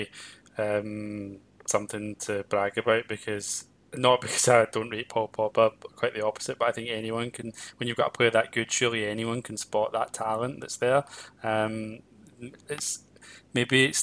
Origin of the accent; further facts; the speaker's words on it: Glasgow, Scotland, United Kingdom; growing up in Glasgow in an environment where Celtic were very much loved